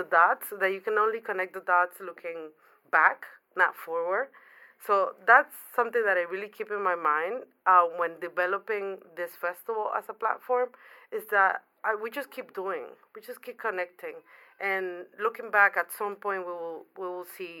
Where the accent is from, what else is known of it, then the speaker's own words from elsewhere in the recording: Panama; moved away as an adult; also born or lived in New York City; now in New York, United States; I was born in Panama. Okay. I've been in New York for 12 years. It's the first city that I moved from Panama